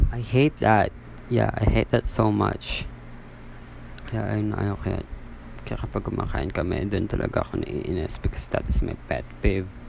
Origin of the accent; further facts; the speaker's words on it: Philippines; I am from Philippines